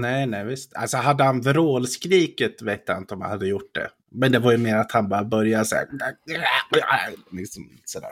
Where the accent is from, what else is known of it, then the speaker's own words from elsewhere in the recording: Skattungbyn, Dalarna County, Sweden; moved away; vi var ju båda hemma i Skattungbyn och hälsade på